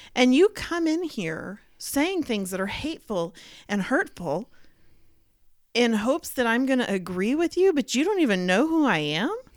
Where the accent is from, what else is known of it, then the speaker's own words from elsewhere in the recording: Dallas, Texas, United States; I grew up in Dallas with a mixture of all kinds of people at my schools